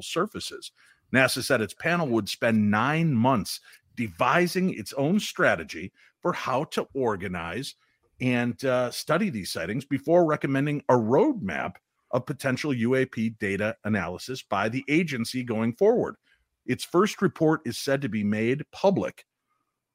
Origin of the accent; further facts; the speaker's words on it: the South, United States; I'm from the South